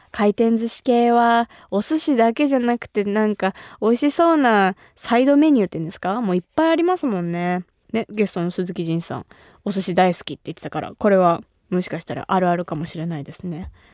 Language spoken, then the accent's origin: Japanese; Kumamoto, Japan; 私が生まれ育った熊本